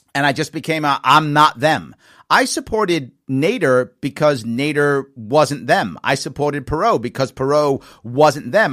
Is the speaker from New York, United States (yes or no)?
yes; New York City, New York, United States; also born or lived in Long Island, New York / Queens, New York; I was raised in the Bronx. But as a teenager, I was on Long Island